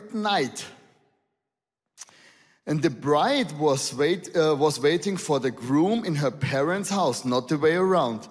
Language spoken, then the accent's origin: English; Austria; accent: Arnold Schwarzenegger English; English is a second language; I'm from Austria.